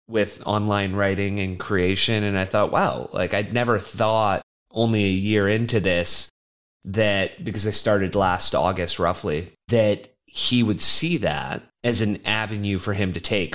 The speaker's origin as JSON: {"language": "English", "country": "Canada", "said": "as a Canadian"}